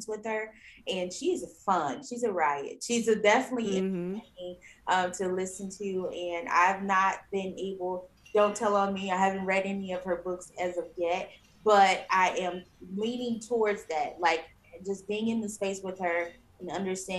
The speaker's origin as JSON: {"language": "English", "town": "East St. Louis", "region": "Illinois", "country": "United States", "tie": "born or raised there", "moved": "yes", "said": "I'm from East St. Louis, Illinois, and back in my hometown"}